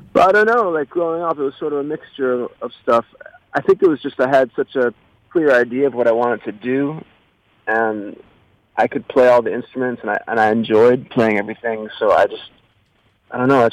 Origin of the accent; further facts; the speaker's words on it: Chicago, Illinois, United States; moved away as an adult; now in Los Angeles, United States; I've been here about 15 years in L.A., but I grew up in Chicago